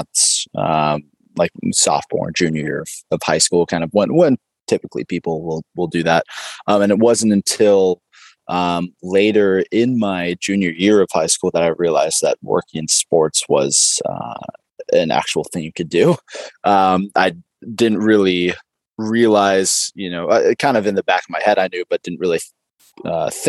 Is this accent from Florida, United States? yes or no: no; San Ramon, California, United States; I'm originally from the Bay Area. So I'm a local Warriors fan from San Ramon, California